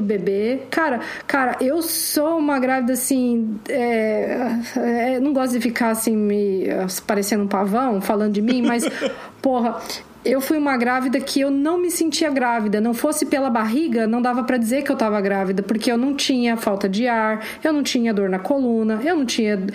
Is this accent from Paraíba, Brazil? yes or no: no; Curitiba, Paraná, Brazil; eu sou de Curitiba mesmo, mas Curitiba é uma cidade bem provinciana